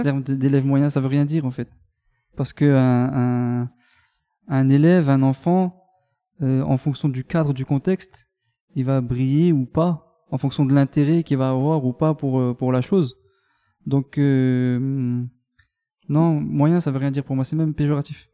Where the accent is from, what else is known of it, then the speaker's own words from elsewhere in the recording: Mont-Saint-Martin, Grand Est, France; Je suis né à Mont-Saint-Martin, dans le Grand Est, à la frontière luxembourgeoise